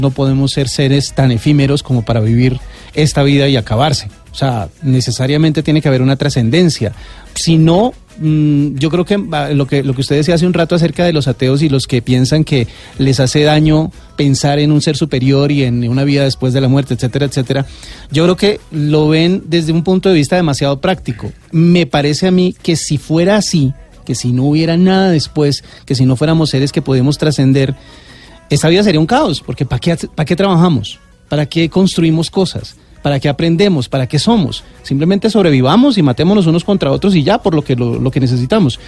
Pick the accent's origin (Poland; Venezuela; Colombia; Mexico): Colombia; Bogotá; now in Tunja, Colombia; yo soy de Bogotá